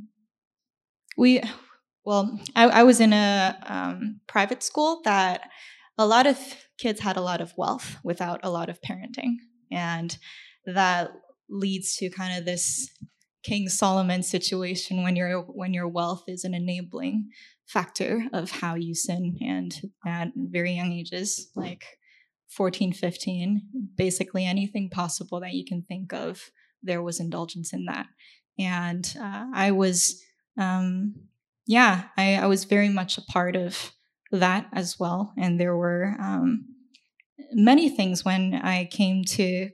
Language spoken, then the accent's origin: English; China; moved away; I grew up in China